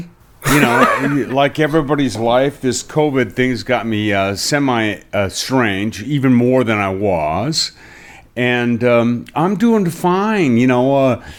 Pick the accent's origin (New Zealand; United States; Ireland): Ireland; It's like, I'm Irish, so less work, the better.